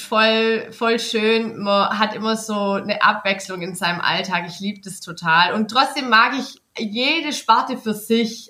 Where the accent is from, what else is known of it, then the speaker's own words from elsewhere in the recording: Nürtingen, Baden-Württemberg, Germany; ich komme von Nürtingen, aber ich wohne da nicht in der ähm, Stadt, mhm. sondern auf dem Dorf. Und das Dorf hatte, boah, in meiner Kindheit voll wenige.